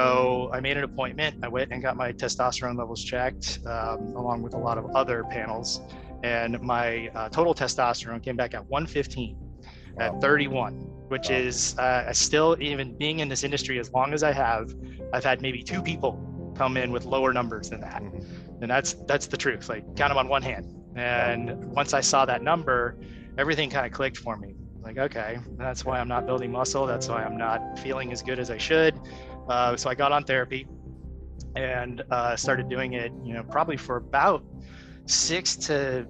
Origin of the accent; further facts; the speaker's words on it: South Florida, United States; I grew up in South Florida, you know, right by the beach